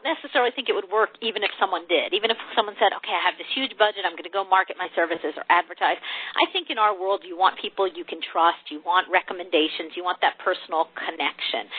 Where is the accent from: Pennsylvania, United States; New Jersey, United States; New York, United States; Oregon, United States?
New Jersey, United States; moved away as an adult; also born or lived in Michigan; now in Texas, United States; I grew up in New Jersey, so I'm originally from the Northeast, but I've been in Texas for a long time now